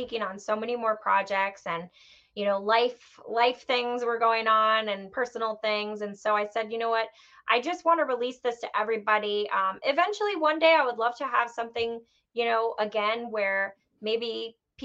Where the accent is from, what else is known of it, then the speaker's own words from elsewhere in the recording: New York, United States; growing up in New York, and especially growing up right outside of New York City